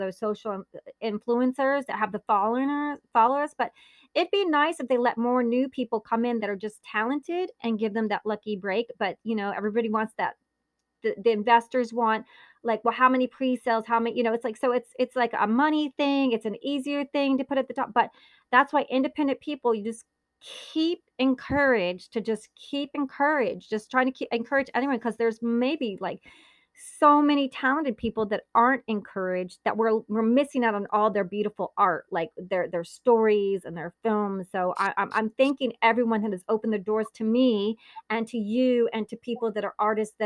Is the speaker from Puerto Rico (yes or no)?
no; Naples, Campania, Italy; Since I was born in Naples, Italy